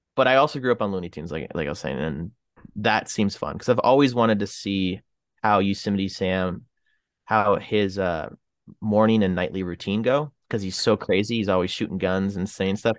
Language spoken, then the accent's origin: English; Canada; I'm from Canada